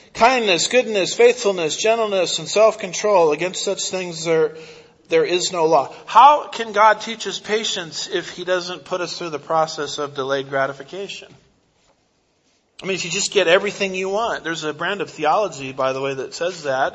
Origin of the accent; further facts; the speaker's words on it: United States; I'm an American